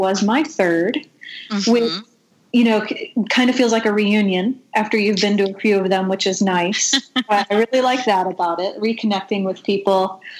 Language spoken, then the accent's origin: English; St. Louis, Missouri, United States; moved away as an adult; I have been back in St. Louis, which is my hometown, since 2010.